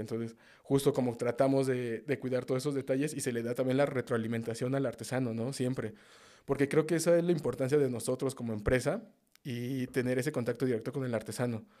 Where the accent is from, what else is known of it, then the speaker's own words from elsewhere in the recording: Mexico City, Mexico; Sí, yo soy de, nativo de la Ciudad de México, de justo del norte de la ciudad. Soy de Azcapotzalco, Tepaneca